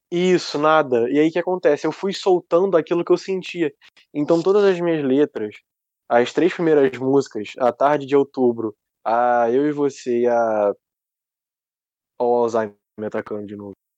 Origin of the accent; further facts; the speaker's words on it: Rio de Janeiro, Brazil; eu sou, eu sou do Rio, do Rio de Janeiro, cidade. Ah, capital, ah, cidade, né? capital. Uhum. Carioca, carioca da Gema, como a gente diz aqui